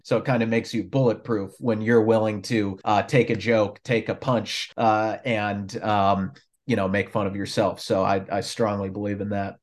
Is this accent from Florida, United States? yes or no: no; Minnesota, United States; I grew up up there in Minnesota